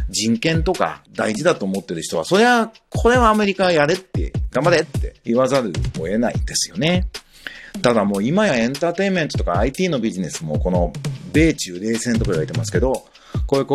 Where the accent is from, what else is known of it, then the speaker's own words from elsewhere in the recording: China; 僕ら中国人とはまあある種漢字文化圏であり、文化的にも非常に親和性あるし、まあ、地理的にも隣の国なわけで